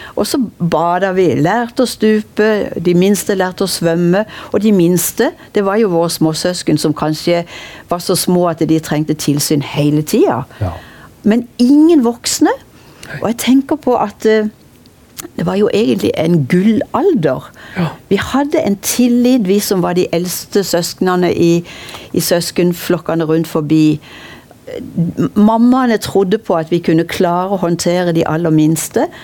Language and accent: Norwegian; Kristiansand, Agder, Norway; da jeg vokste opp i Kvadraturen på 50-tallet